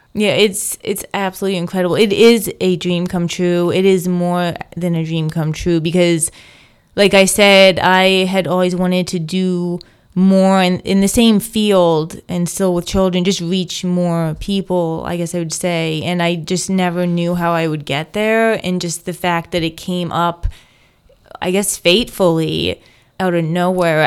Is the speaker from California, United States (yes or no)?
no; Delaware, United States; moved away as an adult; now in Hamilton, United States; growing up in Delaware